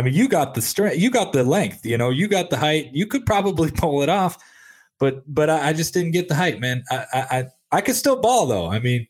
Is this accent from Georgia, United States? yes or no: no; Detroit, Michigan, United States; moved away; also born or lived in Memphis, Tennessee; I was living in Memphis, Tennessee at the time, but everybody knew I was from the Detroit area.